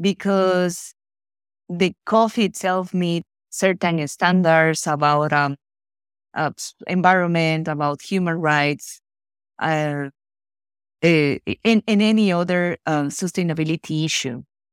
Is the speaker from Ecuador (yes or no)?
yes; Ecuador; I was born and raised in Ecuador, and mm-hmm. even though we live in this paradise in South America